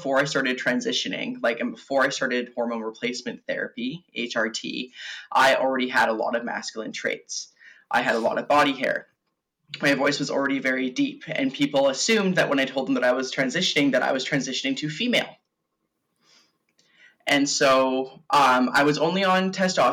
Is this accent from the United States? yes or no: no; Victoria, British Columbia, Canada; I'm born and raised on Vancouver Island in Victoria.